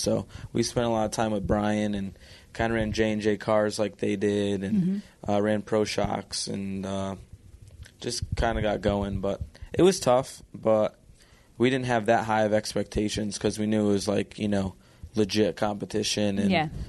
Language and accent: English; Connecticut, United States; But being in Connecticut is a terrible place to race out of. if I was from Pennsylvania or Ohio, Ohio would probably be the ideal place for the All-Stars.